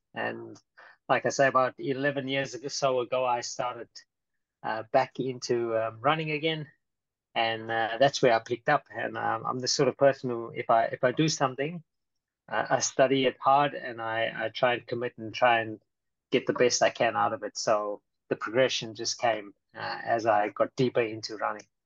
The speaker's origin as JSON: {"language": "English", "country": "South Africa", "moved": "yes", "lives_now": "Brisbane, Australia", "said": "I'm actually from South Africa"}